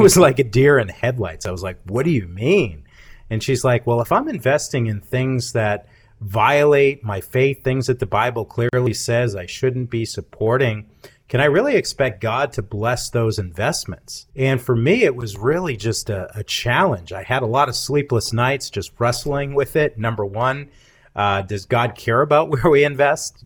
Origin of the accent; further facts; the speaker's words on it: Massachusetts, United States; moved away as an adult; also born or lived in Charleston; now in Cookeville, United States; I grew up in the North most of my life, in the Massachusetts